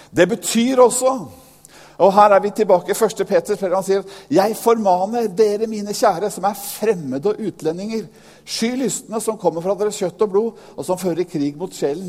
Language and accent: Norwegian; Norway; jeg nordmann selv